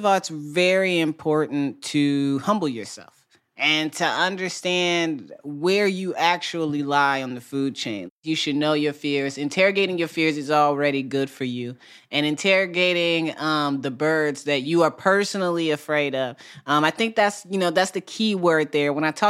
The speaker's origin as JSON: {"language": "English", "region": "Midwest", "country": "United States", "tie": "born or raised there", "said": "I grew up in the Midwest."}